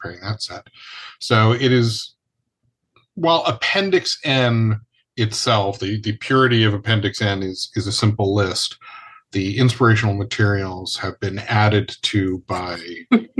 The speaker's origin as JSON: {"language": "English", "country": "Ireland", "said": "I am the Irishman"}